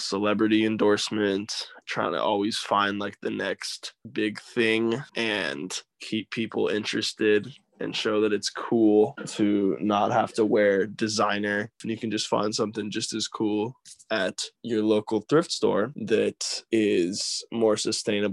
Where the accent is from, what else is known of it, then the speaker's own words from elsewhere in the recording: Flagstaff, Arizona, United States; moved away as an adult; now in California, United States; I am born and raised in Flagstaff, Arizona, and I recently relocated to California.